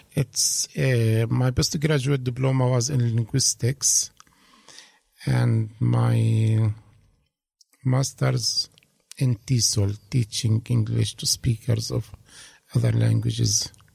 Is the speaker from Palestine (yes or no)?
yes; Hebron, West Bank, Palestine; English is a second language; moved away as an adult; also born or lived in Italy; now in Dunedin, New Zealand; I was born in 1966 in a city called Hebron, and. Uh, raised and they grew up there in Hebron.